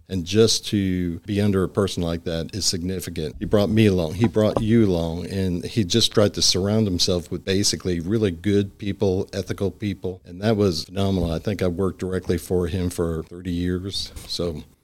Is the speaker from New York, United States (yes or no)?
yes; Long Island, New York, United States; moved away as an adult; also born or lived in Brooklyn / Pennsylvania / Austin, Texas / Dallas, Texas; now in Springdale, United States; I actually was born in Brooklyn, but when we were little, they wanted to move out to the country, and so they moved out about an hour outside New York City, and I grew up on Long Island